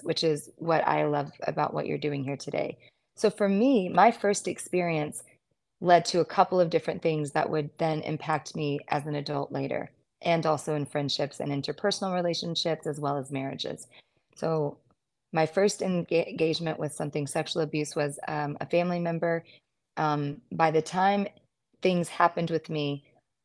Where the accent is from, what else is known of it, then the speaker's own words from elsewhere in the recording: United States; also born or lived in Mississippi / Arkansas; I was in Deep South Mississippi, and I grew up there in Arkansas.